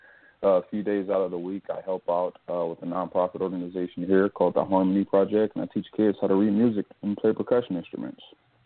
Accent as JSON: {"language": "English", "town": "Detroit", "region": "Michigan", "country": "United States", "tie": "born or raised there", "moved": "yes", "lives_now": "Los Angeles, United States", "said": "I'm originally from Detroit, Michigan, born and raised on the west side of the city. I'm a born-again Christian. I currently reside in Los Angeles, California, with my lovely wife."}